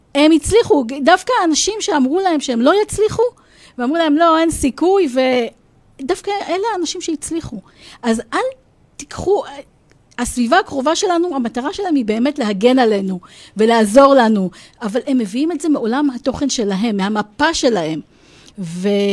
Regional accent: Rosh HaAyin, Central District, Israel; אני אמנם גדלתי בראש העין

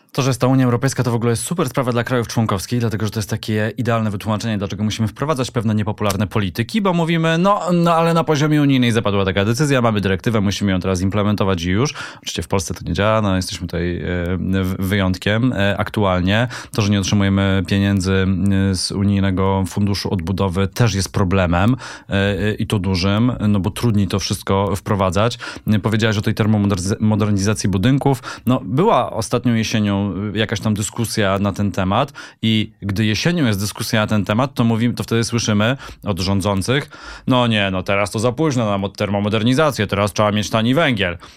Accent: Katowice, Silesian Voivodeship, Poland; ja też jestem Ślązakiem, też z Katowic

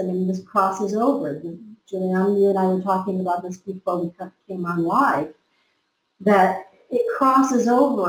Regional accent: United States; I was from America.

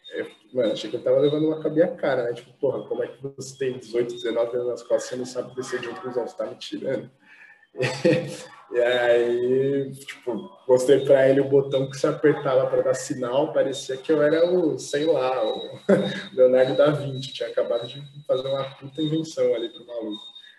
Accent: São Paulo, Brazil; a gente sempre morou junto, sempre foi da Zona Leste. A gente morou em alguns lugares ali da, da Zona Leste

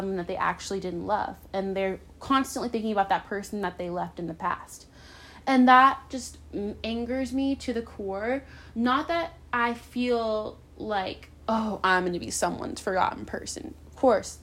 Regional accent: Charlottesville, Virginia, United States; moved away; I grew up in Charlottesville, Virginia.

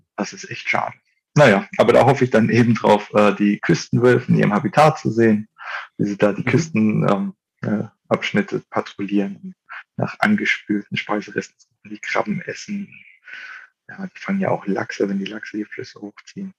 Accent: Germany; ich komme hier aus der Region, ich komme aus dem Harz

